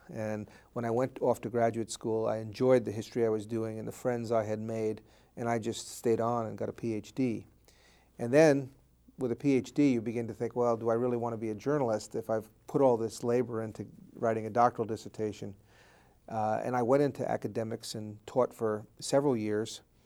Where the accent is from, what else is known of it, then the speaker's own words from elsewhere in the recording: Bergenfield, New Jersey, United States; It's in northern Jersey in Bergen County, right outside of New York City. The town is called Bergenfield